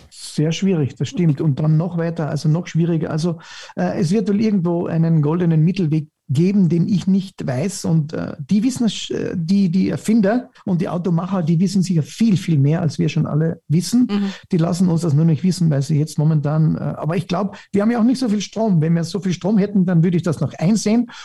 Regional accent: Styria, Austria; ich sage immer, als Steirer

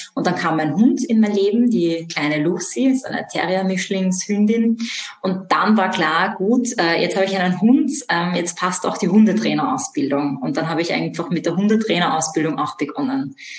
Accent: Vienna, Austria; ich komme aus Wien. Ich bin auch in Wien aufgewachsen

